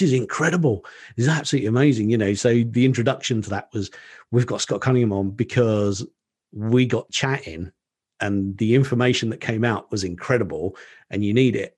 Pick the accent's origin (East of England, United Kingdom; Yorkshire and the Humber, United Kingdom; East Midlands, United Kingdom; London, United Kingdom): East of England, United Kingdom; Colchester; a restaurant in my hometown in Colchester in Essex in the U K